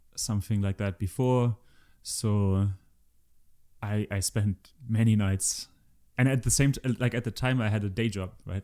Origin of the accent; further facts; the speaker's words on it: Germany; I'm from Germany